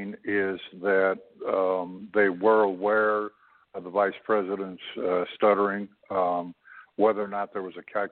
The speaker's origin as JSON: {"language": "English", "country": "Canada", "said": "I'm a Canadian"}